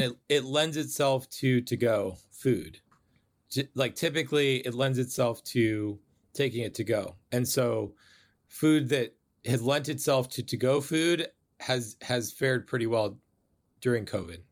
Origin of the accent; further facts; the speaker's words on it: Bay Area, California, United States; I grew up in the Bay Area